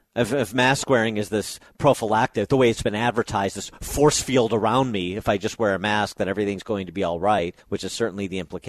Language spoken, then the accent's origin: English; Chicago, Illinois, United States; as a Chicagoan